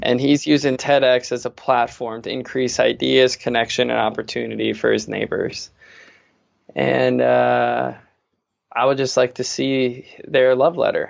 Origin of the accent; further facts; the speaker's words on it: Fargo, North Dakota, United States; I'm this kid from Fargo